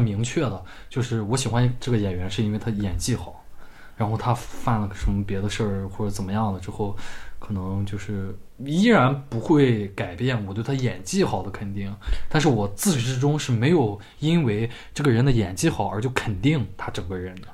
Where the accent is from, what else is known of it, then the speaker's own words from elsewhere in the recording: China; 我作为一个中国人